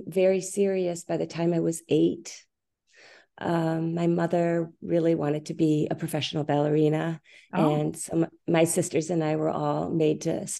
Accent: Minneapolis, Minnesota, United States; Okay, so I grew up in Minneapolis, Minnesota, and I started as a very young girl studying ballet.

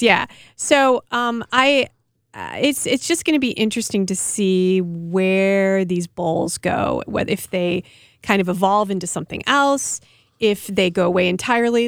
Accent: Milwaukee, Wisconsin, United States; I come from Milwaukee

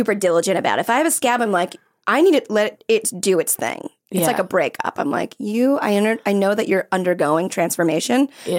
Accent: Florida, United States; I'm from Florida, so I'm not used to being cold.

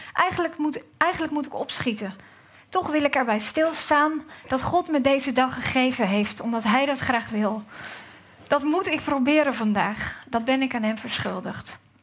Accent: Gouda, South Holland, Netherlands; dat ik uit Gouda kom

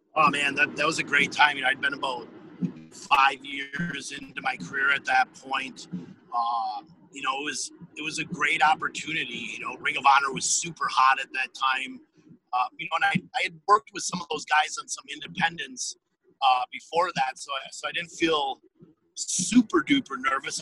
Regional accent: Appleton, Wisconsin, United States; the town I grew up in in Appleton, Wisconsin

